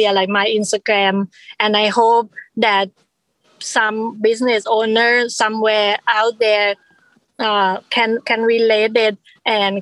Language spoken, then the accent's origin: English; Thailand; now in United States; I immigrated from Thailand